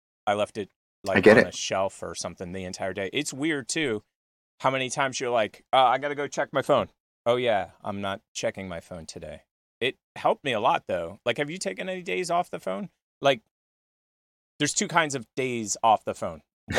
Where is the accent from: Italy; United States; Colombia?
Italy; English is a second language